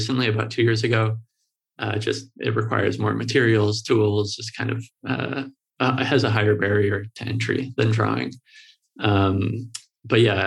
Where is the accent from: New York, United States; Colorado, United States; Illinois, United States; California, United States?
Illinois, United States; Chicago; I'm in Chicago and I grew up in Chicago, was born here. I grew up on the north side and in the neighborhoods of Lakeview and Lincoln Park.